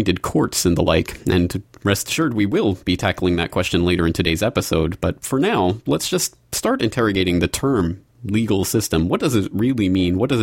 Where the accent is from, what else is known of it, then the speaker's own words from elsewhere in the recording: Canada; also born or lived in Ireland; now in Japan; I'm a Canadian, I live in Japan, and I have in the past lived in Ireland